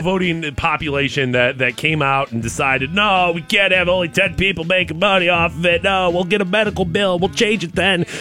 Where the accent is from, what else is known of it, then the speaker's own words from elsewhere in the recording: United States; I'm American